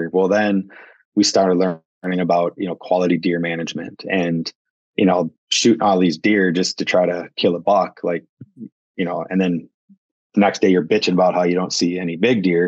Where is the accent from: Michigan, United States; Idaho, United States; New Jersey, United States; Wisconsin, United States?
Wisconsin, United States; I grew up in Wisconsin and, you know, cut my teeth hunting, you know, in the Northwoods of Wisconsin